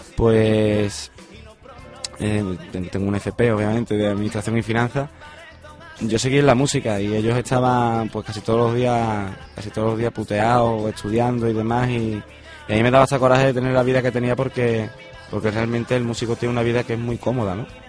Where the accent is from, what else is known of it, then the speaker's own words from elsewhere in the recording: Mairena, Andalusia, Spain; En mi tierra, en, mi pueblo, del cual lo llevo por bandera a todos lados